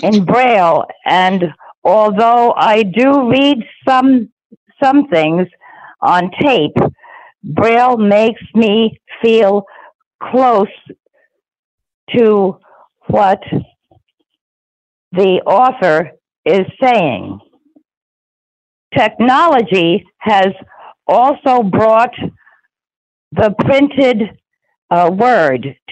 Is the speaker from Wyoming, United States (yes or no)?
no; New York City, New York, United States; I was born in Brooklyn, New York, and in 1940. And I went to a residential school in the Bronx.